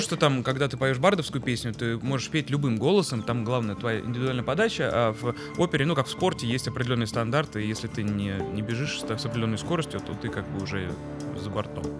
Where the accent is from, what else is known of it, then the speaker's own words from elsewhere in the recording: Moscow, Russia; мы так э, жили козырно прямо на Тверской улице